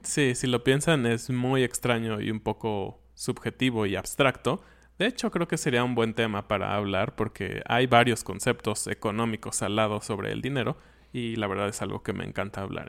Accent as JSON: {"language": "Spanish", "country": "Mexico", "said": "yo lo pienso como mexicano"}